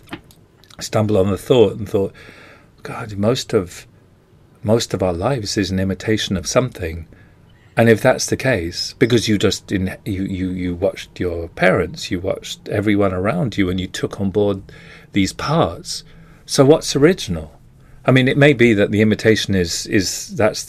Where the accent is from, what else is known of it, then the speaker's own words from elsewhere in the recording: England, United Kingdom; I'm English